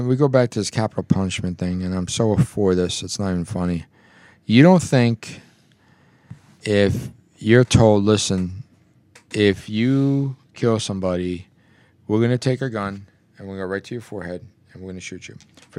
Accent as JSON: {"language": "English", "town": "Belleville", "region": "New Jersey", "country": "United States", "tie": "born or raised there", "said": "I grew up in Belleville"}